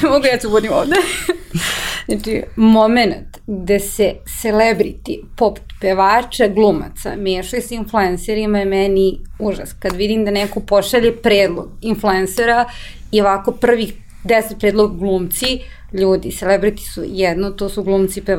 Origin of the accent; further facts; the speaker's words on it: Serbia; To je ta neka treća grupa koja ne treba sad opet mišati sa ove dve grupe. I to je generalno problem kod nas u Srbiji